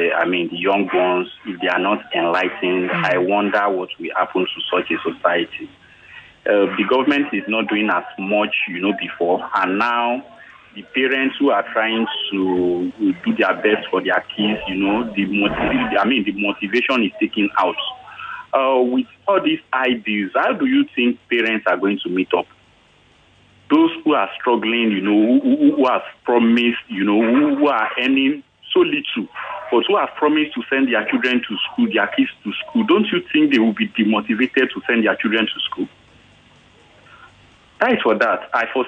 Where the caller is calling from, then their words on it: Ekwe, Imo, Nigeria; on the line. I'm calling you from Ekwe.